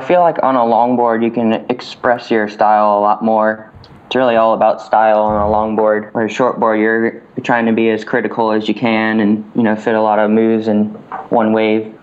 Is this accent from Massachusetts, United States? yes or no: no; Winter Park, Florida, United States; I was born and raised in Winter Park, Florida, small little town about an hour away from the ocean